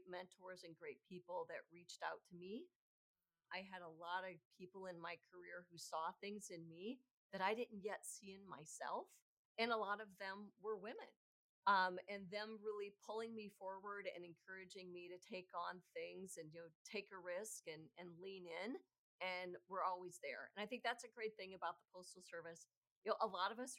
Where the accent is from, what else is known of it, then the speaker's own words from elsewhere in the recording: Chicago, Illinois, United States; I'm from Chicago, lived in Chicago most of my adult life